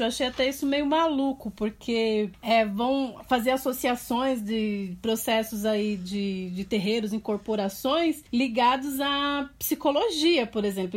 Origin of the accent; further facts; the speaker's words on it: São Paulo, Brazil; Eu era é de São Miguel Paulista, sou de São Miguel Paulista.